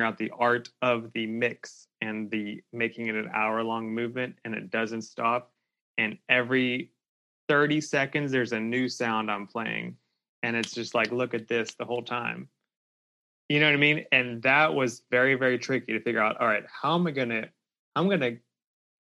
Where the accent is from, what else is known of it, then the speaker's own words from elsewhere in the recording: about an hour south of Pittsburgh, Pennsylvania, United States; now in Louisville, United States; Pennsylvania, about an hour south of Pittsburgh